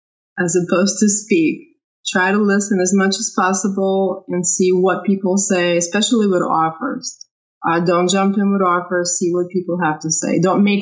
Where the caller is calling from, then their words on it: Louisville, Kentucky, United States; I'm calling from Louisville.